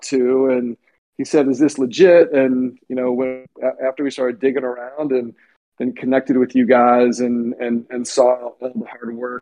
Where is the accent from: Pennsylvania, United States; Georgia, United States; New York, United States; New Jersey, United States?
Pennsylvania, United States; Lower Merion; moved away as an adult; I grew up in Lower Merion, born and raised, and went to Lower Merion High School